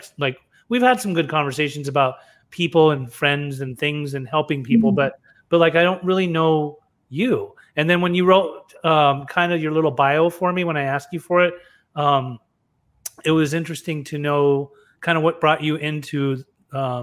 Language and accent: English; Utah, United States; I grew up in Utah as a brown boy.